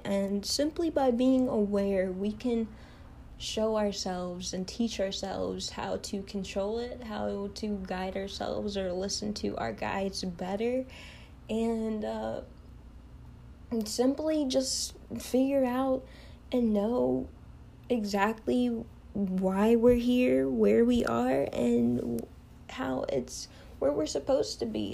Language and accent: English; Kentucky, United States; I am from the United States, you know, Kentucky